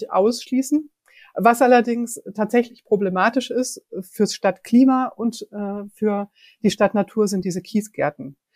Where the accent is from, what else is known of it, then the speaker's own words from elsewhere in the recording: Frankfurt, Hesse, Germany; Ich persönlich mag die Schwanheimer Düne wirklich sehr gern ich bin dort in der Nähe aufgewachsen und das war für mich als Kind schon so ein Ausflugsziel mit dem Fahrrad in die Düne.